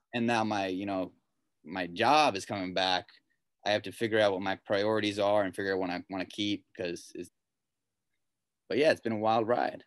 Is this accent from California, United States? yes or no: yes; Pasadena, California, United States; I grew up in Pasadena.